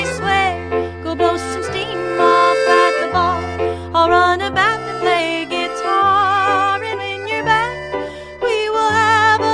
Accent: Effingham, Illinois, United States; born or raised there; now in Nashville, United States

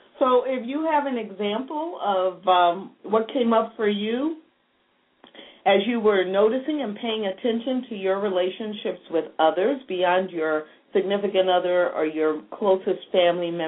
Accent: Texas, United States; I was from Texas

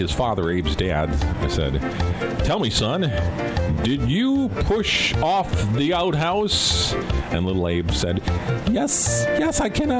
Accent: Wisconsin, United States; when I was growing up in Wisconsin

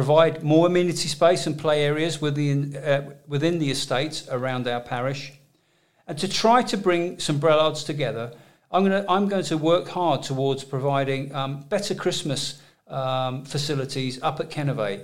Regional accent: Jersey; I was born in Jersey and I was educated at St Mark's and Holy Schools

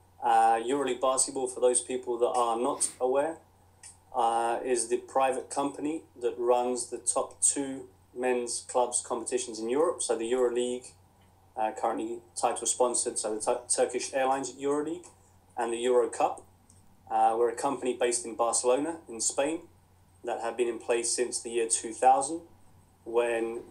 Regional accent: Crawley, South East England, United Kingdom; as you can tell from the accent, I was born and brought up in England, in Crawley in West Sussex.

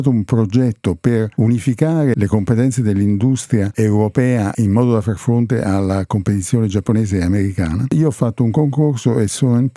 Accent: Torre del Greco, Campania, Italy; born there; Sono un po' nomade, nel senso io sono italiano e sono nato a Torre del Greco che è a Napoli.

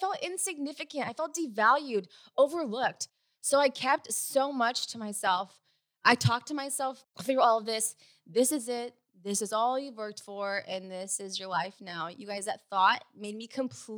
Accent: Sacramento, California, United States; now in Newport Beach, United States; I was raised in the Sacramento area in Northern California

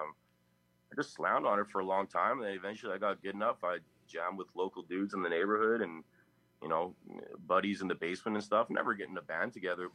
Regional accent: Winnipeg, Manitoba, Canada; I'm from Winnipeg, Canada

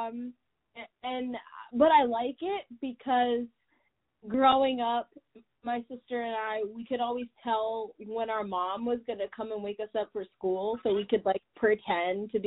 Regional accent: Michigan, United States; I'm from Michigan, which is not that interesting.

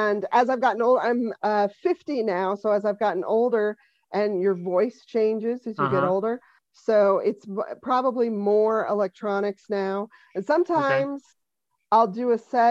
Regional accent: Denver, Colorado, United States; now in Boston, United States; I'm originally from Denver, and but I've lived in Boston a really, really long time. I moved here in 1990, but I grew up there

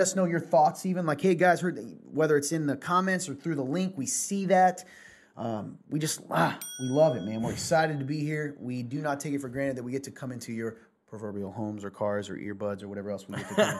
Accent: the South, United States; I'm a Southerner

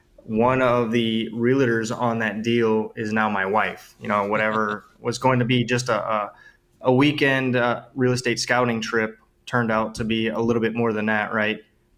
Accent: New Orleans, Louisiana, United States; moved away as an adult; now in Cabo San Lucas, Mexico; I'm originally from New Orleans, Louisiana.

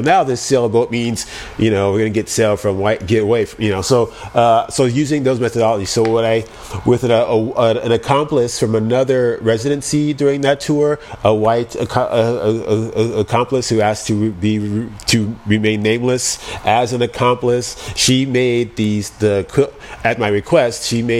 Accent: Hawaii, United States; now in Oakland, United States; I grew up in Hawaii. I'm here in Oakland, very lush.

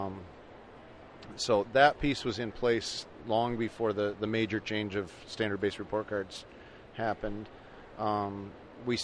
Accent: Franklinville, New York, United States; also born or lived in Texas; I was born and raised in Franklinville, grew up

